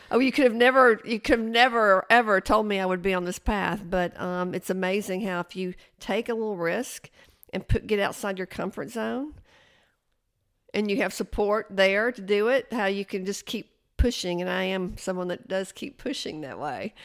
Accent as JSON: {"language": "English", "town": "Chattanooga", "region": "Tennessee", "country": "United States", "tie": "born or raised there", "also_born_or_lived": "Athens, Tennessee", "said": "I was born in Athens, Tennessee, but I grew up in Chattanooga"}